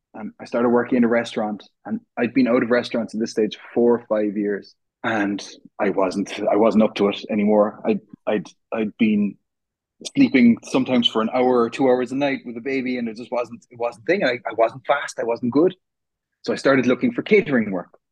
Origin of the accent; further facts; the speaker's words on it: Cork, Munster, Ireland; I'm from Cork, which is in the south of Ireland